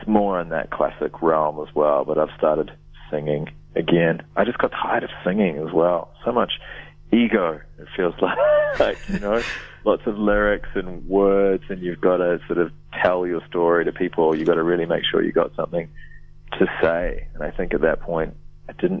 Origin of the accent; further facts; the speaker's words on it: Wellington, New Zealand; moved away as an adult; now in Melbourne, Australia; I moved from Wellington to Melbourne, far out, maybe 2003 or something like